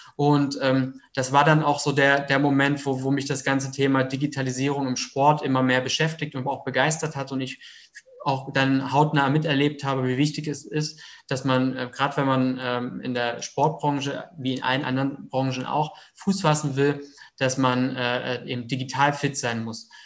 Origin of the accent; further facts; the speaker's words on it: Heidelberg region, Baden-Württemberg, Germany; 33 Jahre alt, komme aus der Region Heidelberg